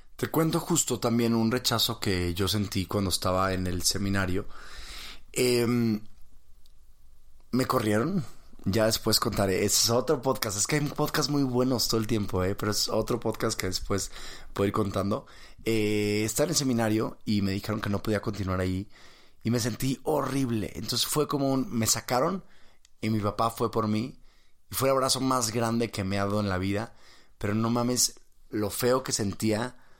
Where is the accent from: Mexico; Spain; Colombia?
Mexico; estoy en México, soy mexicano